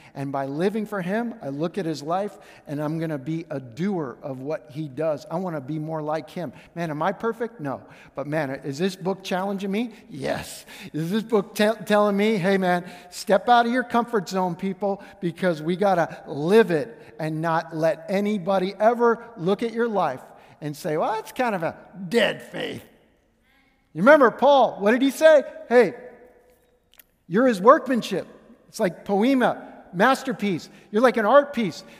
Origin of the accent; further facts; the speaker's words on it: Pittsburgh, Pennsylvania, United States; moved away; growing up in Pittsburgh, I'm Steelers fan